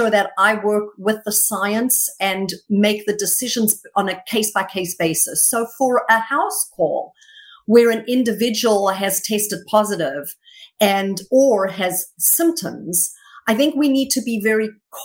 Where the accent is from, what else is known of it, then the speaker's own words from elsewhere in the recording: South Africa; moved away as an adult; now in United States; I was born and raised until I was in my early 20s in South Africa.